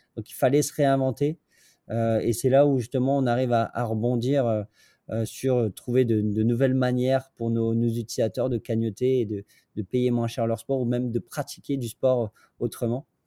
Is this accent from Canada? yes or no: no; northern France, France; je suis pas de Paris pour le coup. Je suis, du nord de la France